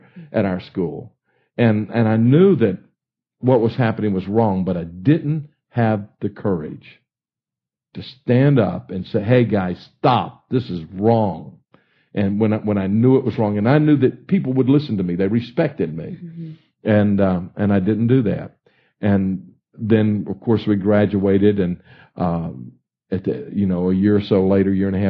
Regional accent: Baton Rouge, Louisiana, United States; moved away; I grew up in Baton Rouge and graduated from Estruma High School in Baton Rouge in 1965.

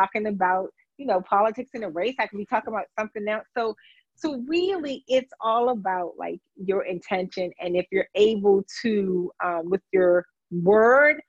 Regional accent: Washington, District of Columbia, United States; I'm a native Washingtonian. I grew up in Washington, D.C.

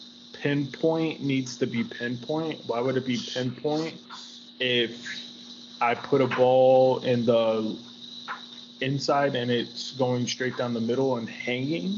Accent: Dallas-Fort Worth Metroplex, Texas, United States; So it's like Dallas-Fort Worth and all the surrounding cities, and I'm those surrounding cities

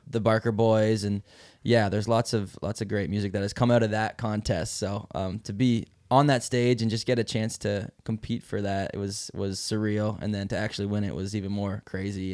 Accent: Mile Bay, Ontario, Canada; where I grew up in Mile Bay, Ontario

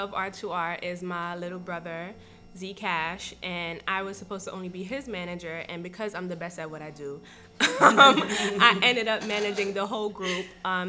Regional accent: Brooklyn, New York, United States; I'm from Canarsie, Brooklyn, and I'm the owner of Unapologetic Clothing.

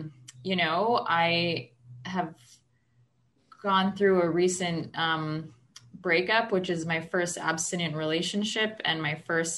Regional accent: Edmonton, Alberta, Canada; now in Ottawa, Canada; I'm from Ottawa, Canada. I'm originally from Edmonton, Alberta, in Canada, which is Region 1. That's where I came into program, but I've been here now for about 3 years.

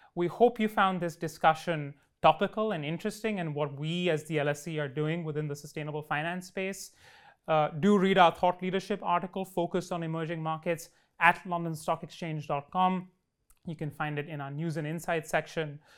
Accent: Delhi, India; in my hometown of Delhi

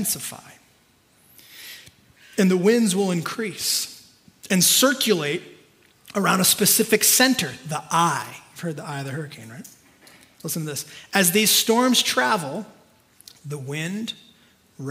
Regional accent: California, United States; I'm like born and raised in California. I've only ever lived in California

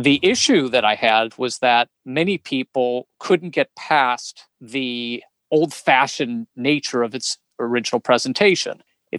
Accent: Chicago, Illinois, United States; born there; I was born in Chicago, Illinois, and moved about 11 times before I was 21 years old.

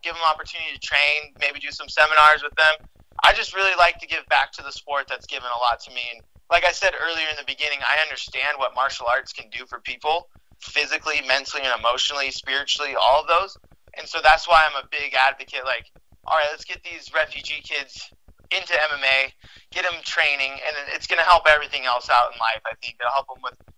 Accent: United States; I'm born here, and I'm an American citizen

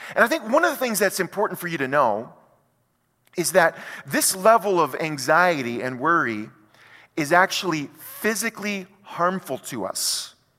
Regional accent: United States; as an American

